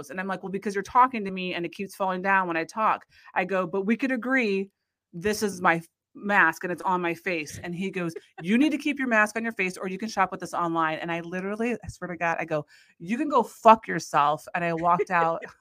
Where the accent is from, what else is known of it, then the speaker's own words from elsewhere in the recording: Iowa, United States; hockey is really big in our life just because we're from Iowa